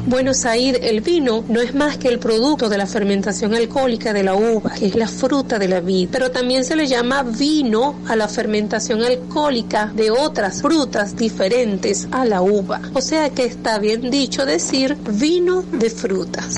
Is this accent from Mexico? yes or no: no; Aragua, Venezuela; now in Valle de la Pascua, Venezuela; yo soy de Aragua, ¿no? Y pero ya tengo 20 años aquí en, en el estado Guárico en Valle de la Pascua.